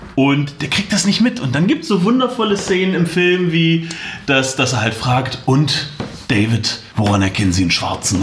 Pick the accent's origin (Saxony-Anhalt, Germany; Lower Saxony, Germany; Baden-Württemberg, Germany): Saxony-Anhalt, Germany; Magdeburg; moved away as an adult; now in Halle, Germany; Ich komme ursprünglich aus Magdeburg, wohne jetzt in Halle